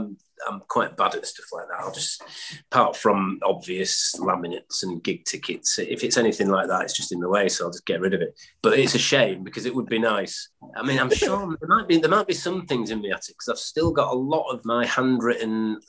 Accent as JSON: {"language": "English", "town": "Stockport", "region": "North West England", "country": "United Kingdom", "tie": "born there", "said": "I was born in Stockport, and my dad used to play in bands around pubs in that area."}